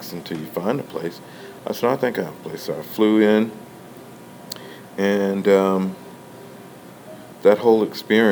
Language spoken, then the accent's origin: English; Texas, United States; also born or lived in New York; now in Kansas City, United States; I'm originally from Texas